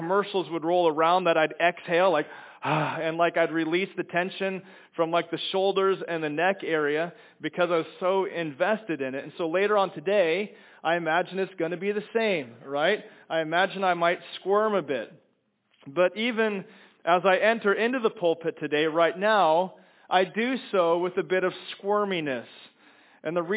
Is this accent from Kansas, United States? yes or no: yes; Kansas, United States; moved away; I'm from Kansas